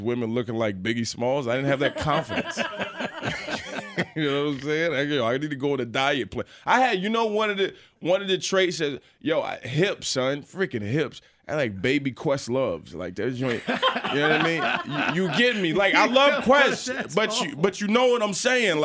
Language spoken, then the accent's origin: English; Chesapeake, Virginia, United States; I grew up in Chesapeake, Virginia